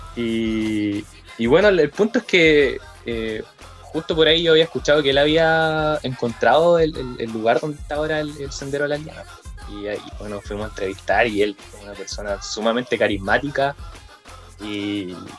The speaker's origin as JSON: {"language": "Spanish", "town": "Lebu", "region": "Biobío", "country": "Chile", "also_born_or_lived": "Concepción", "said": "soy de Leu"}